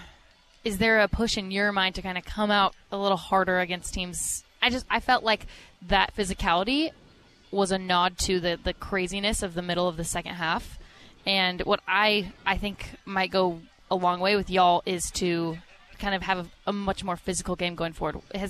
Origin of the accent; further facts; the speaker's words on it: Louisville, Kentucky, United States; born there; Well, I was born in Louisville, Kentucky, Greg.